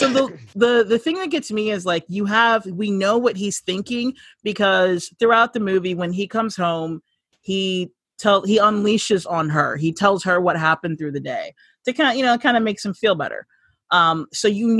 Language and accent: English; California, United States; I'm from California. We don't say T's. We say D